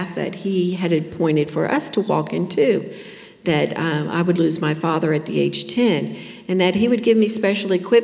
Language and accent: English; Plantation, Florida, United States; I grew up in Plantation, Florida over here in the 70s, 60s and the 70s